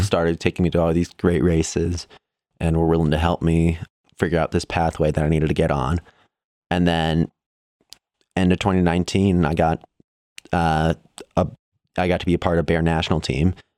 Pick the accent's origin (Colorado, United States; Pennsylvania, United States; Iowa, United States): Colorado, United States; Evergreen; also born or lived in Chicago, Illinois; we moved from Chicago when I was eleven, and we've been in Evergreen, Colorado, outside of Denver pretty much ever since then